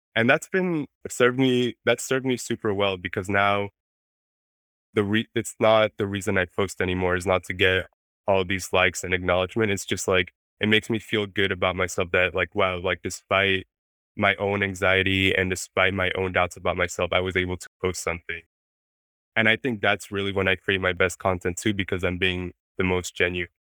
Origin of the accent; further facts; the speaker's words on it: Mexico City, Mexico; first language Spanish; English is a second language; moved away; I was raised in Mexico City